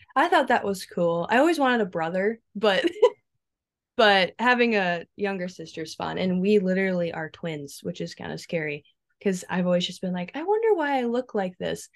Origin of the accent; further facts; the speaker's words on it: Iowa, United States; now in South Dakota, United States; I was born in Iowa, and, um, I was adopted right from the hospital from my two parents, uh, Brad and Judy. And, um, we lived actually on a church campground, so that was kinda fun. My dad was a director, and so I got to spend my early childhood years, basically, like, in the forest